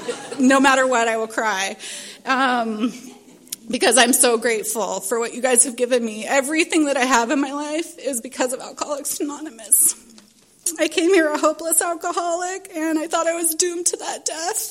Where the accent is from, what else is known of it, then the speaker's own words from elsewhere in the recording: Little Rock, Arkansas, United States; now in San Diego, United States; I was born in Little Rock, Arkansas, and to two parents